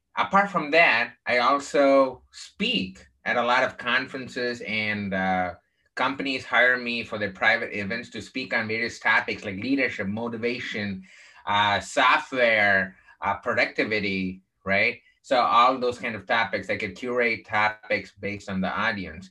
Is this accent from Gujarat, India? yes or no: no; Chennai, Tamil Nadu, India; moved away; also born or lived in Texas; I grew up in the southern part of India um, in a place called Chennai